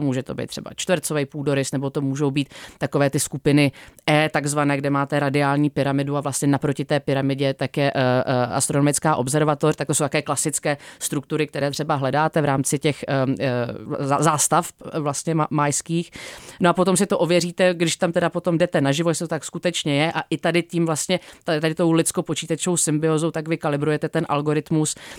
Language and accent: Czech; Czechia; u nás v Čechách